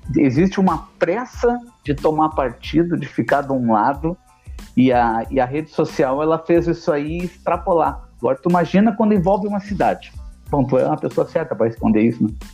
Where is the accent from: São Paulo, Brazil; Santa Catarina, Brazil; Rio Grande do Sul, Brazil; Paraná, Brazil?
Rio Grande do Sul, Brazil; Porto Alegre; sou de Porto